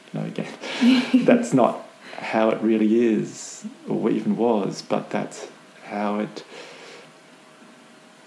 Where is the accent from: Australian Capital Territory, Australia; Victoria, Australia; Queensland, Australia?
Australian Capital Territory, Australia; Canberra; moved away as an adult; also born or lived in Melbourne; now in Hobart, Australia; I was born in Melbourne, but grew up in Canberra